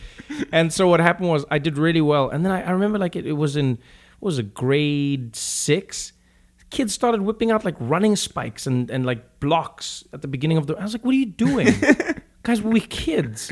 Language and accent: English; Johannesburg, Gauteng, South Africa; moved away as an adult; now in United States; grew up in in South Africa, uh, in Johannesburg, uh, Soweto